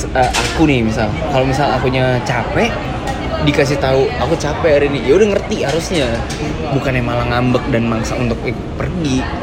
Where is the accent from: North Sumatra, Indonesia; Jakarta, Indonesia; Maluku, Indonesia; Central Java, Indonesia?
Jakarta, Indonesia; aslinya sih dari Jakarta